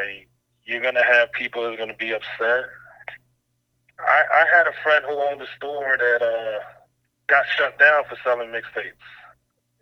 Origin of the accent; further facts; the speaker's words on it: New York City, New York, United States; now in Pennsylvania, United States; I'm from Brooklyn, New York, but I live in Pennsylvania